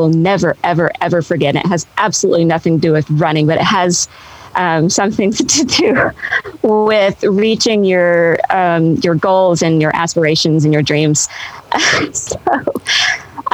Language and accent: English; Benton, Arkansas, United States; it's in my hometown. I was born in Benton, Arkansas.